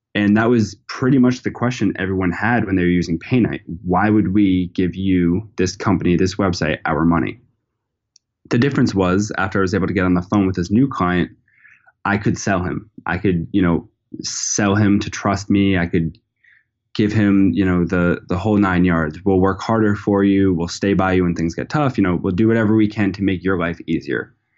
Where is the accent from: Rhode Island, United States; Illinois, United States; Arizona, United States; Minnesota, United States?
Rhode Island, United States; Narragansett; I'm from Narragansett, Rhode Island, which is, you know, a small town